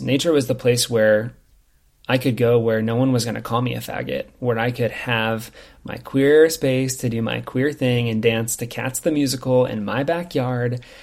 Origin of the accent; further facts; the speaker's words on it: Lincoln, Nebraska, United States; now in Bend, United States; I'm from Lincoln, which is the capital city